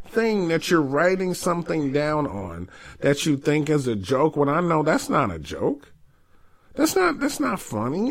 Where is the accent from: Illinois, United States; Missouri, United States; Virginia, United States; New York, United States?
New York, United States; I'm from New York